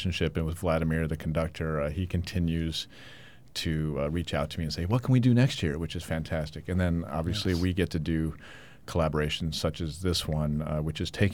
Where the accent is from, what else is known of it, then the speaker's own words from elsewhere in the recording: Chicago, Illinois, United States; I grew up in Chicago listening to this orchestra